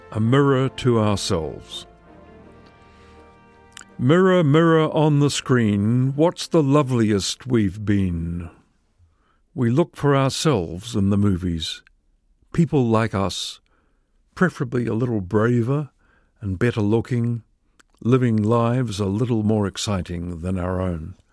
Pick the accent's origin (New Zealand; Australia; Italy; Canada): New Zealand